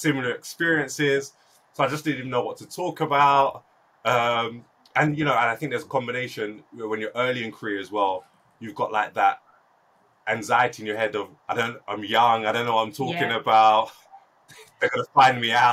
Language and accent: English; London, United Kingdom; I was born and raised in South London, which is super cosmopolitan